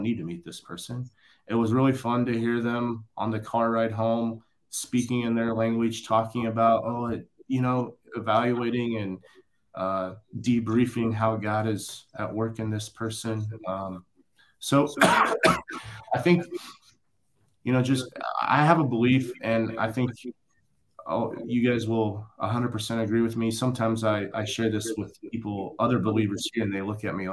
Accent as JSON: {"language": "English", "region": "rural Indiana", "country": "United States", "moved": "as an adult", "said": "coming from rural Indiana."}